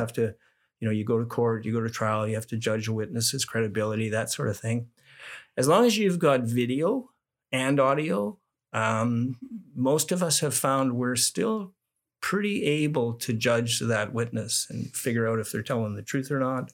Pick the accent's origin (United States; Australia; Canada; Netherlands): Canada; Manitoba; as a young guy growing up in Manitoba